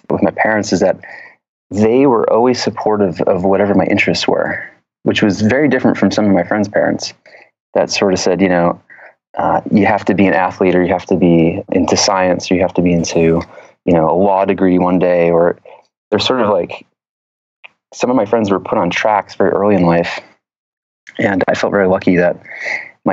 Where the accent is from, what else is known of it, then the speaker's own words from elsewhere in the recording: a little town outside of Atlanta, Georgia, United States; now in San Francisco, United States; I grew up in the Deep South in a little town outside of Atlanta, Georgia